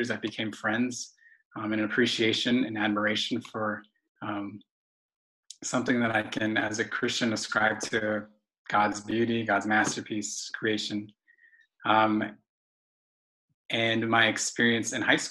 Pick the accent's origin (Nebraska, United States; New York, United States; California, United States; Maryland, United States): California, United States; Los Angeles; I grew up in East Hollywood